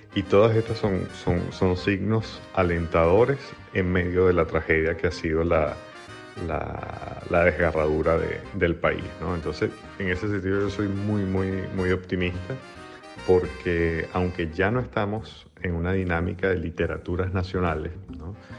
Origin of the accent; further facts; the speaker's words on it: Venezuela; moved away; mi propia experiencia como venezolano emigrante